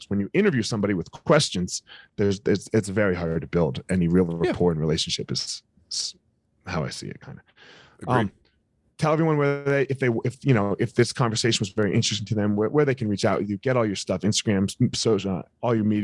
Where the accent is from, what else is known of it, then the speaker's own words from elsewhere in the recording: outside Philadelphia, New Jersey, United States; so i grew up in right outside of philadelphia across oh. the bridge in oh. new jersey